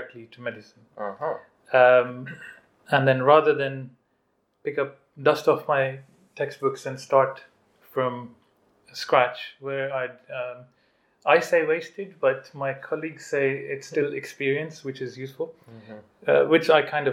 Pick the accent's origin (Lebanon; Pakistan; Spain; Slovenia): Pakistan; moved away as an adult; also born or lived in United Kingdom / Xi'an, China; now in Umeå, Sweden; my home is still Pakistan, because that's where I grew up, that's where I studied.